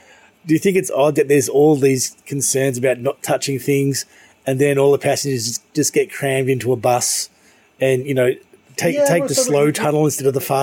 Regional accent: Melbourne, Victoria, Australia; now in Hong Kong; my hometown in Melbourne

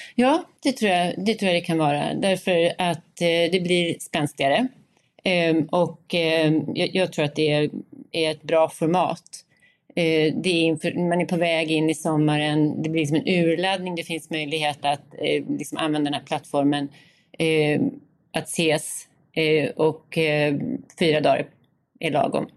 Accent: Gotland, Sweden; som gotlänning och boende eh, här i Visby hela tiden, eller på Gotland hela tiden

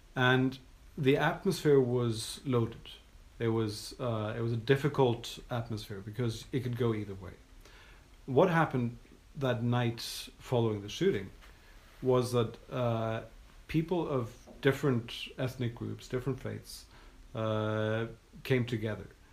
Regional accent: Norway; I'm from Norway

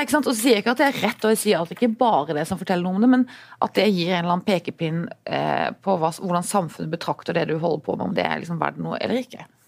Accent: Arendal, Agder, Norway; min hjemby Erndal

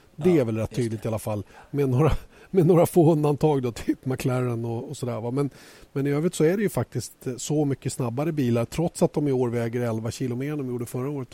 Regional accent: Sweden; här hemma i Sverige

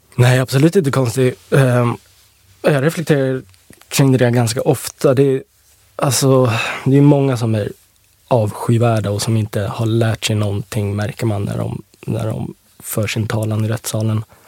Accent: Åkersberga, Stockholm County, Sweden; Jag eh, är uppvuxen eh, i Österskär, Åkersberga

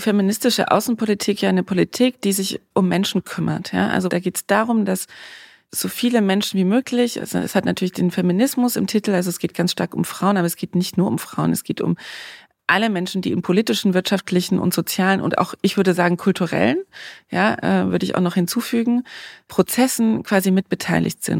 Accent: East Germany, Germany; moved away as an adult; also born or lived in South Korea / Congo / Johannesburg; Ich komme auch aus Ostdeutschland

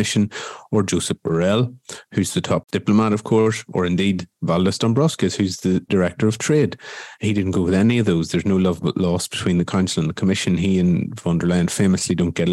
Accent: Ireland; now in Brussels, Belgium; as an Irish person

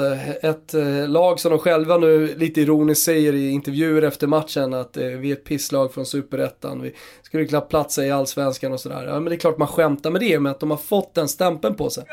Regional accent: Stockholm, Stockholm County, Sweden; både du och jag är från Stockholm

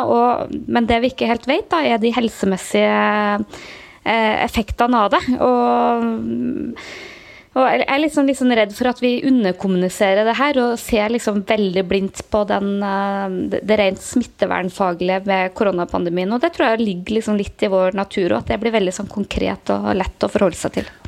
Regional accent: Trøndelag, Norway; moved away; hjemme i Trøndelag

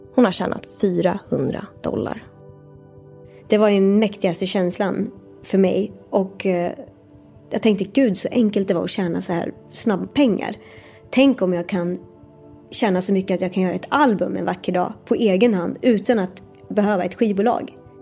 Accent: Sweden; also born or lived in New York; det här var ju ändå i mitt hemland

